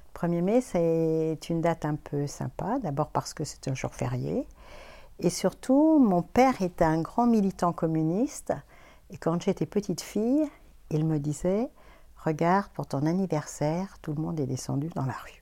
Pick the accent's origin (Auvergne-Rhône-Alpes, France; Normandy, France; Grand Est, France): Auvergne-Rhône-Alpes, France; Clermont-Ferrand; moved away as an adult; also born or lived in Paris; je suis née à Clermont-Ferrand, en Auvergne. Et j'y suis restée jusqu'à à peu près 20 ans, mes 20 ans